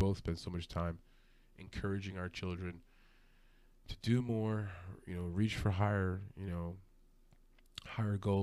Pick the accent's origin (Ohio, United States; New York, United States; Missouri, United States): New York, United States; New York City; I grew up in Brooklyn, New York, from the city.